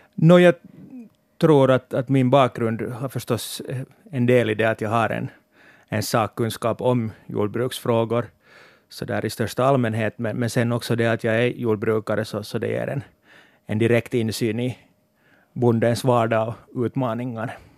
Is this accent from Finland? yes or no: yes; Sarvsalö, Uusimaa, Finland; moved away as an adult; now in Helsinki, Finland; jag är hemma från Sarpsölö och, och driver också ett familjejordbruk där